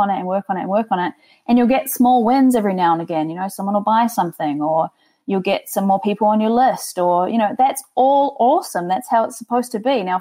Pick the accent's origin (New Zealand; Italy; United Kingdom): New Zealand; now in Toronto, Canada; I'm originally from New Zealand, as you can probably tell from my sultry accent